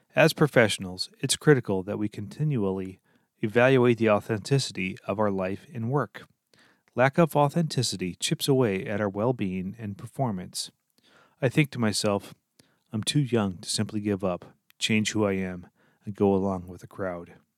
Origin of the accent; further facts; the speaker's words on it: Lancaster, Pennsylvania, United States; moved away as an adult; also born or lived in Minnesota; I grew up in Lancaster, Pennsylvania